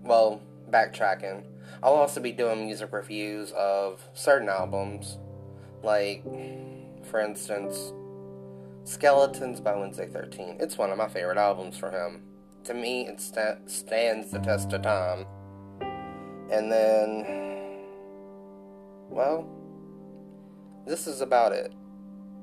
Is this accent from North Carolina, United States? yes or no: no; Louisiana, United States; I'm born and raised in Louisiana